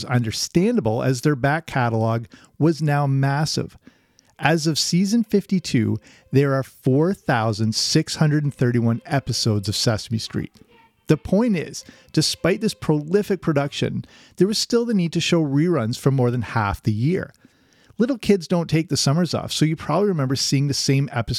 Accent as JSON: {"language": "English", "country": "Canada", "tie": "born or raised there", "said": "I grew up in Canada"}